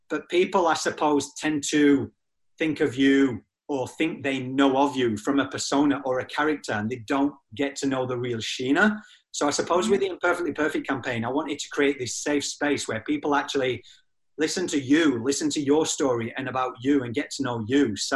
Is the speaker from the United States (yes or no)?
no; England, United Kingdom; moved away; also born or lived in Australia; Mine's a little bit all over the spot because I'm originally from England, but lived in Australia for 17 years.